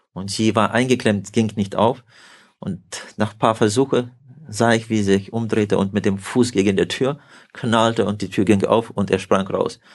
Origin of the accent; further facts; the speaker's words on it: Kazakhstan; moved away as an adult; also born or lived in Siberia; Ich bin in Kasachstan geboren